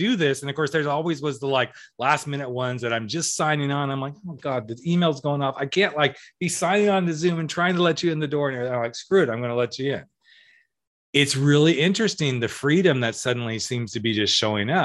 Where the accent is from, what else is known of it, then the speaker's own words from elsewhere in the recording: Central California, United States; I'm from Central California